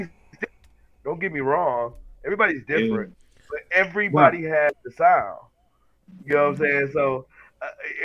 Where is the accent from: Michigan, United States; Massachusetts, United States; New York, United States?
Michigan, United States; Detroit; I'm from Detroit. I'm from a big city